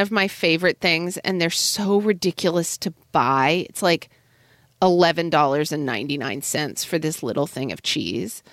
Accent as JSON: {"language": "English", "region": "Oklahoma", "country": "United States", "tie": "born or raised there", "said": "growing up in Oklahoma in the eighties"}